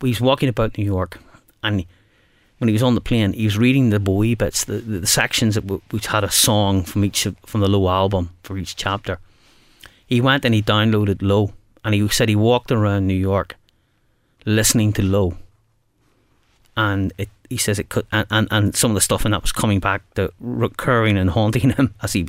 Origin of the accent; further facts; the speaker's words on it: Belfast, Northern Ireland, United Kingdom; And we're both from Belfast.